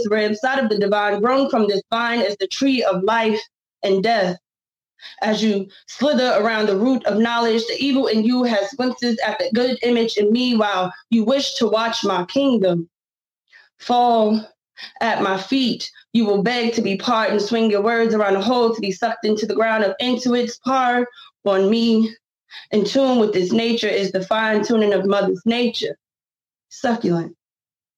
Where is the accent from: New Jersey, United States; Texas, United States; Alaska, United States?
New Jersey, United States; also born or lived in New York / Pennsylvania; now in Virginia, United States; growing up in New Jersey, New York, PA